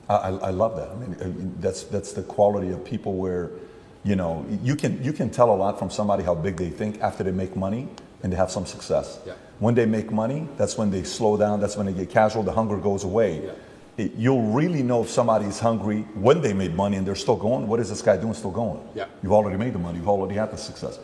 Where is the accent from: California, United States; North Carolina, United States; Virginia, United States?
California, United States; Glendale; I'm from Glendale. I went to Glendale High School